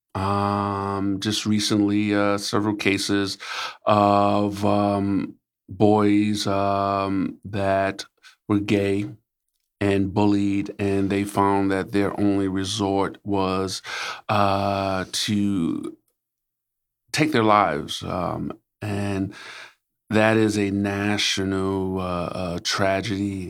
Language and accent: English; New York City, New York, United States; also born or lived in Upper West Side, New York; when I moved from Harlem